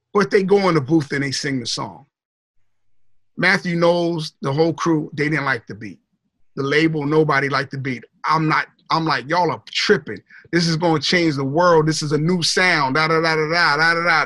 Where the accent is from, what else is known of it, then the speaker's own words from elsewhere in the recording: New Jersey, United States; I'm from South Jersey